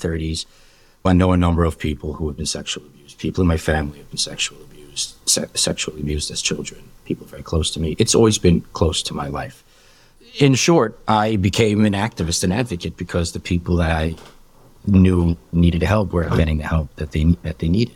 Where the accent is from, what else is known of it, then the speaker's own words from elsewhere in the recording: New York City, New York, United States; also born or lived in Marine Park, Brooklyn; I was born and raised in Borough Park.